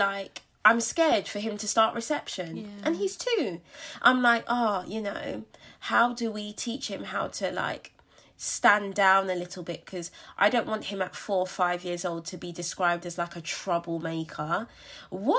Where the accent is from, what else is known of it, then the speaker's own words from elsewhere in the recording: London, United Kingdom; moved away as an adult; I was born and raised in Brixton, and London will forever have my heart.